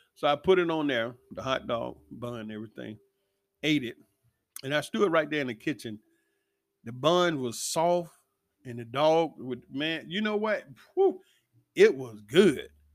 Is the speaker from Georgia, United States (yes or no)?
yes; Atlanta, Georgia, United States; Growing up in Atlanta